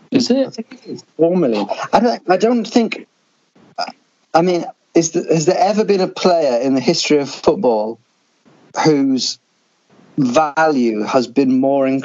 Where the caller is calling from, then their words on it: St. Lucia; I am recording from St. Lucia.